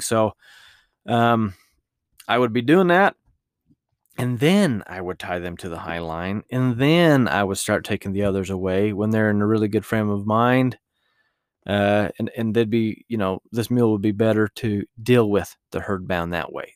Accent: Utah, United States; my home state of Utah

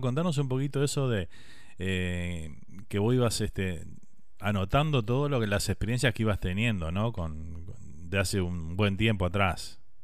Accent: Uruguay; moved away

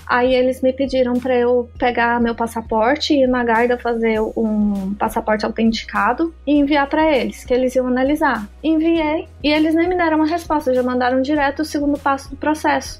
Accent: Goiânia, Goiás, Brazil; first language Portuguese; moved away as an adult; now in Ireland; eu sou de Goiânia, não é uma cidade pequena

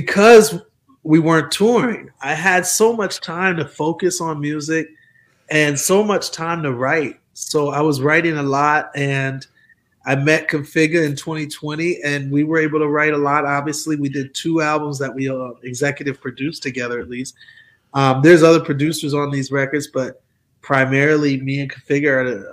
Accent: Milwaukee, Wisconsin, United States; moved away; also born or lived in Atlanta; I'm from Milwaukee

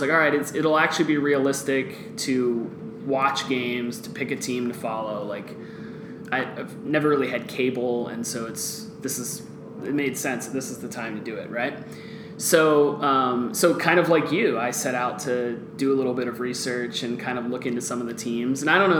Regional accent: Guatemala; Well, I grew up in Guatemala, which is a soccer-crazed country

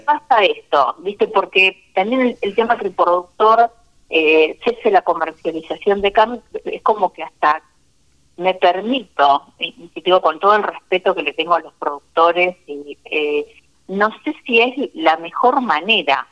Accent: Santa Fe, Argentina; desde mi tierra, Santa Fecina.

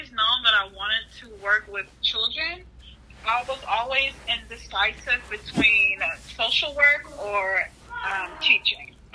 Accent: California, United States; also born or lived in Memphis, Tennessee; now in Dallas, United States; I am from California, just relocated to the Dallas Fort Worth area with my husband. I have four children.

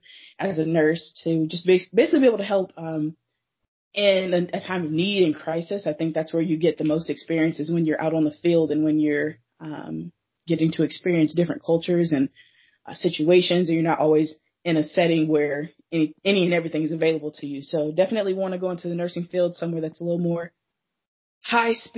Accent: Phoenix, Arizona, United States; also born or lived in South Dakota / Kentucky / Georgia / Portland; now in Seattle, United States; I was born and raised in Phoenix, Arizona, but lived a couple places

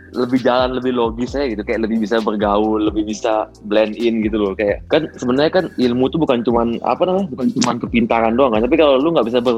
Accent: Bali, Indonesia; gua tuh pengen ngerasain hidup di luar kota selain Bali kan gua dari SMA eh, dari TK sampai SMA gua di Bali kan

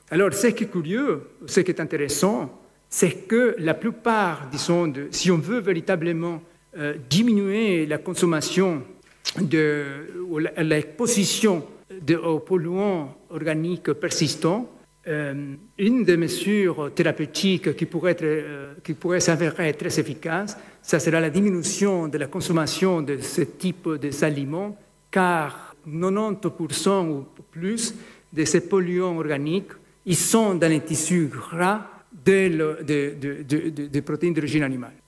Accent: Ecuador; moved away; en Équateur, c'est mon pays d'origine

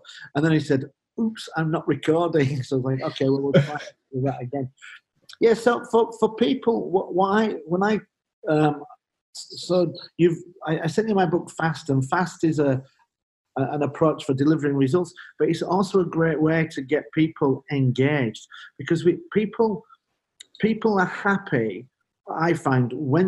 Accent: Leeds, Yorkshire and the Humber, United Kingdom; moved away as an adult; also born or lived in Belgium; I'm from Leeds in the north of England, Leeds United

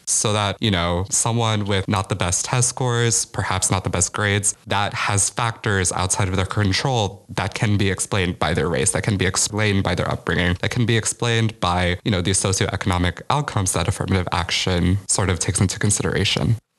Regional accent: Chicago, Illinois, United States; moved away as an adult; now in New Haven, United States; I'm from Chicago

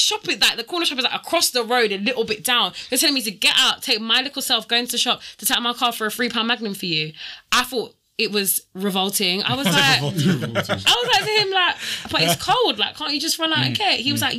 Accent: Jamaica; I'm Jamaican, we drink rain every day.

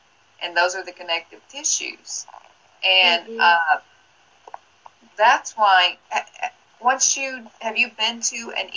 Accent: Tennessee, United States; moved away; I'm originally from Tennessee

